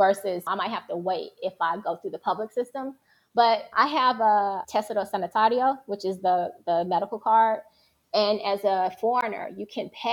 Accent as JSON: {"language": "English", "country": "United States", "moved": "as an adult", "lives_now": "Rome, Italy", "said": "I'm from the States"}